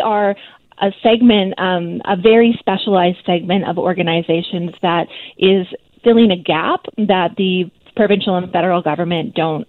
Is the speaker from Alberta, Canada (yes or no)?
no; Kelowna, British Columbia, Canada; moved away as an adult; now in Medicine Hat, Canada; I am from Kelowna, so very invested in the Okanagan and BC Food Bank programs.